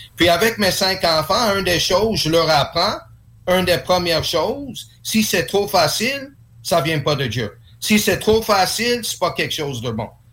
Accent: Quebec, Canada; French is a second language; je suis né ici au Québec

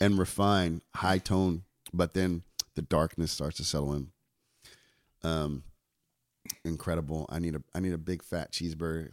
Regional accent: New York, United States; I'm from New York

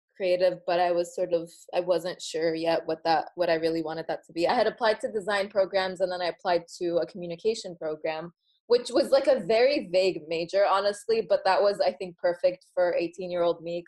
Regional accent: Egypt; I was born in Egypt to Egyptian parents

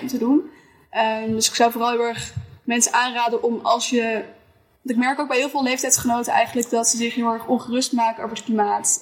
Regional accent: Schiermonnikoog, Friesland, Netherlands; ik ben opgegroeid op Schiermonnikoog.

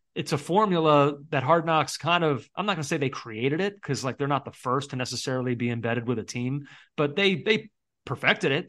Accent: United States; as an American fan

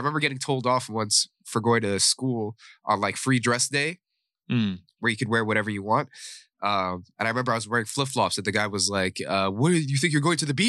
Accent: Bahrain; moved away; I'm not really like your typical Saudi boy. Yeah. You know, I don't have really strict parents. Mm. I come from a multi-ethnic background. I grew up in Bahrain.

